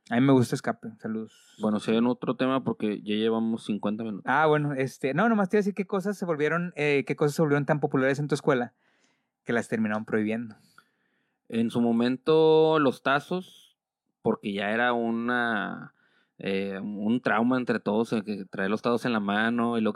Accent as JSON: {"language": "Spanish", "country": "Mexico", "said": "Soy mexicano, sí les puedo decir eso."}